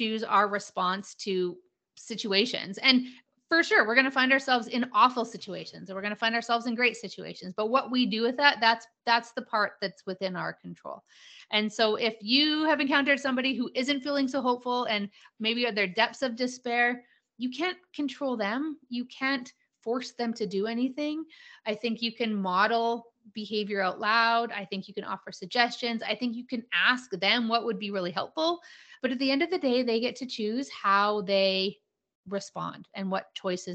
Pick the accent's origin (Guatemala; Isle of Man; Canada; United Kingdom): Canada; Calgary, Alberta; I am a born and raised Calgarian. Calgary, Alberta, Canada, for your international folks. And I live here now.